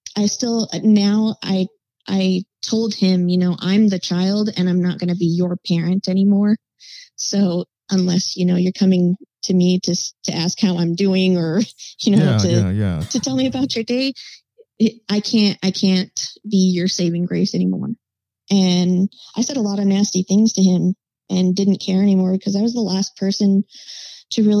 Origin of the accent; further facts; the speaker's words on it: Albuquerque, New Mexico, United States; Was born and raised in Albuquerque, New Mexico, and I spent a lot of my life trying to get out of there